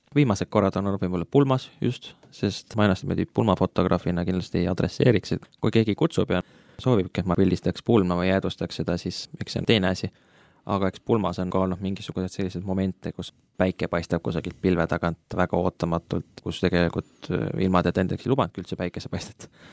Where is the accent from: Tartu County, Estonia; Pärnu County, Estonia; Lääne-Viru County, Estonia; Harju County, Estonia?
Tartu County, Estonia; Tartu; moved away as an adult; now in Tallinn, Estonia; pärit Tartust, nüüd elan Tallinnas juba viimased viis-kuus aastat